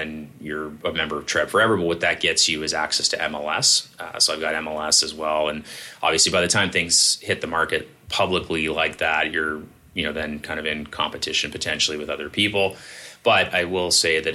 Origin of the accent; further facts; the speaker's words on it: Toronto, Ontario, Canada; I grew up in Leaside